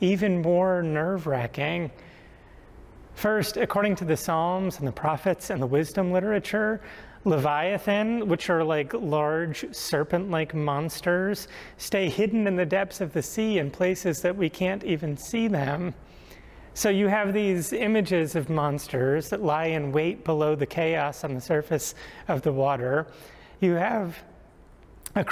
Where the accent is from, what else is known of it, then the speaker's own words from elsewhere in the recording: Rhode Island, United States; Growing up in Rhode Island